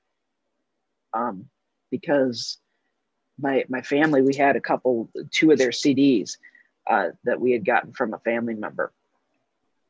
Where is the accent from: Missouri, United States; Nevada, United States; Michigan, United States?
Missouri, United States; St. Louis; moved away; also born or lived in Los Angeles; growing up in St. Louis